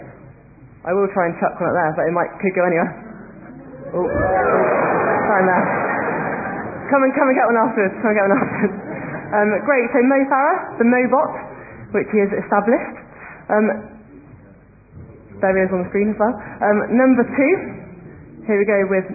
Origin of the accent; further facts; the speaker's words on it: North Wiltshire, South West England, United Kingdom; Home is North Wiltshire